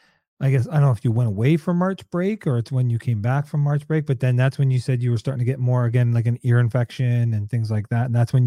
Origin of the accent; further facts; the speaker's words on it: Canada; I'm from Canada. We don't have that kind of stuff.